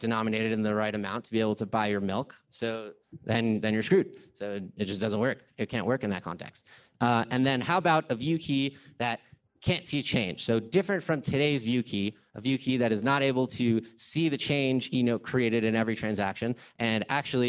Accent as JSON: {"language": "English", "region": "California", "country": "United States", "said": "I'm from California"}